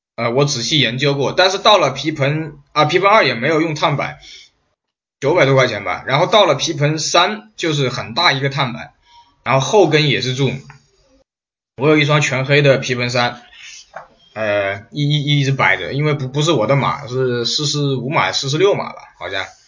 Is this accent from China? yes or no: yes; China; 我们大陆这边叫银龙